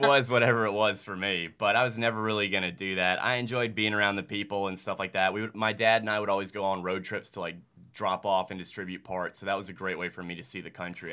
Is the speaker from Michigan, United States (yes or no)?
no; Starkville, Mississippi, United States; I am from Starkville. Uh, it is the judicial seat of Octibaha County